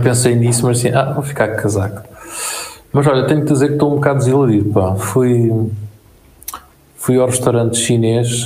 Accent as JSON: {"language": "Portuguese", "country": "Portugal"}